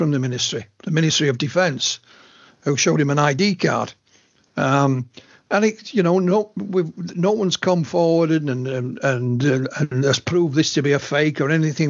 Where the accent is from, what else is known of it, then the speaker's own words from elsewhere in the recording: Yorkshire and the Humber, United Kingdom; I'm a Yorkshireman born and bred.